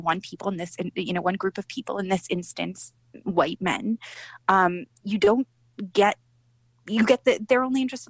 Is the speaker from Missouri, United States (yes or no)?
no; California, United States; I'm from California. I'm a woman.